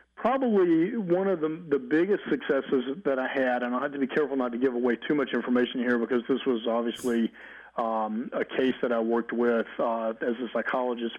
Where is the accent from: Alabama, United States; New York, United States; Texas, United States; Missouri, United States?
Alabama, United States; Mobile; moved away; also born or lived in California; I'm from Mobile, Alabama, but also lived in California for about 15 and a half years as well